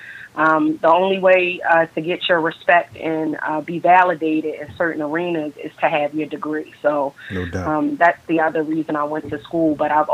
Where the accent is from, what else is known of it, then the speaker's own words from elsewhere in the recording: Baltimore, Maryland, United States; I'm born and raised in actually Baltimore, Maryland. The city, to be specific, West Side